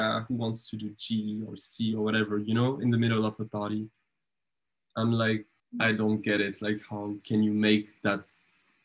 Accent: Montpellier, Occitania, France; moved away as an adult; also born or lived in Essen, Germany; now in Germany; When I was 12, I entered the Conservatory of Dance and Music in my hometown in Montpellier

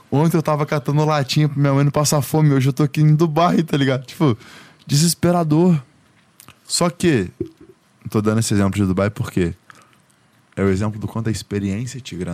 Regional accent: Goiás, Brazil; Pô, eu vim do interior de Goiás

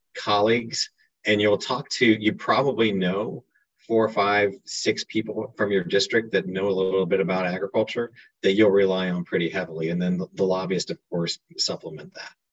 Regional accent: Kansas, United States; moved away as an adult; now in Washington, D.C., United States; I'm originally from Kansas.

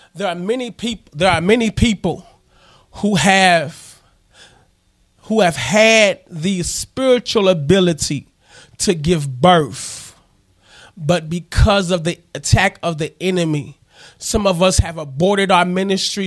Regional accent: Missouri Bootheel, United States; moved away; also born or lived in Arkansas; I'm originally from Missouri. I'm a boot heel

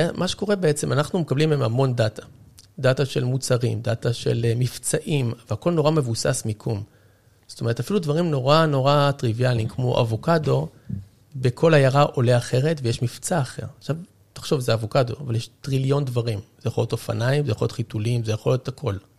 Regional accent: Israel

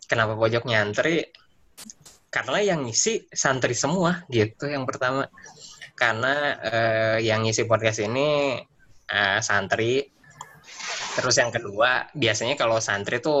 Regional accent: Bandung, West Java, Indonesia; Jadi saya dari Bandung. Pas biasa dari Bandung tuh uh, habis SD ya. Berarti habis SD itu ke Jawa Timur, ke pesantren namanya Gontor di Jawa Timur sampai kira-kira tujuh tahun

